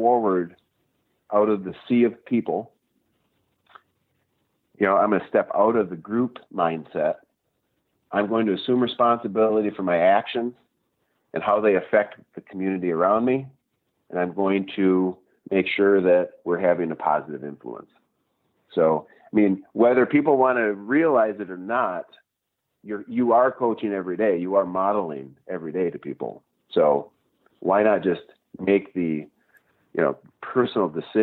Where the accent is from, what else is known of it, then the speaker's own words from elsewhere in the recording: Gladstone, Michigan, United States; now in Marquette, United States; I actually grew up in Delta County. I grew up down in Gladstone. Escanaba area.